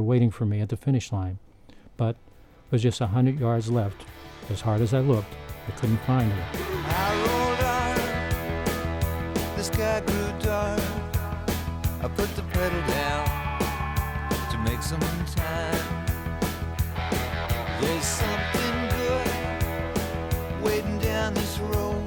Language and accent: English; Pittsburgh, Pennsylvania, United States; now in southern Illinois, United States; my hometown of Pittsburgh